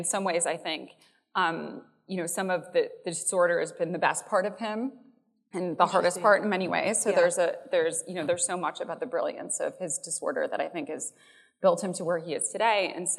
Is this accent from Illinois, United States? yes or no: yes; Chicago, Illinois, United States; I am from Chicago.